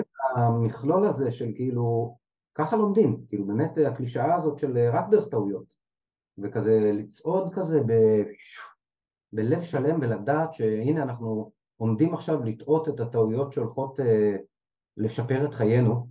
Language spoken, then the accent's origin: Hebrew; Jerusalem, Jerusalem District, Israel; עברנו לגור בשכונה בירושלים אה, כשהייתי בן שנתיים